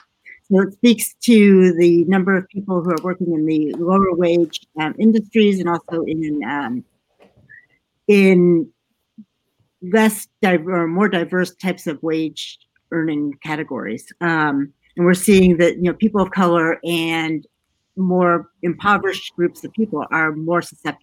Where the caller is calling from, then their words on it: Chapel Hill, North Carolina, United States; I am calling from just outside of Chapel Hill, North Carolina. I'm in the Research Triangle.